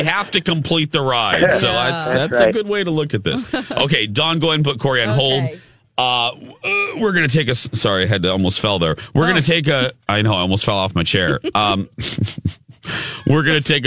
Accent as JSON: {"language": "English", "town": "Chicago", "region": "Illinois", "country": "United States", "said": "I'm from the Chicago area too."}